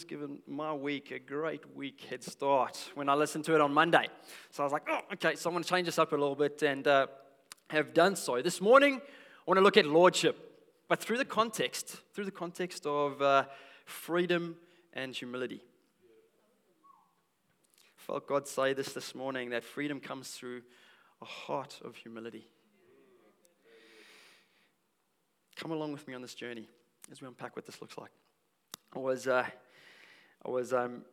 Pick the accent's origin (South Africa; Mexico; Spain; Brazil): South Africa; now in Australia; I'm South African. I'm a South African.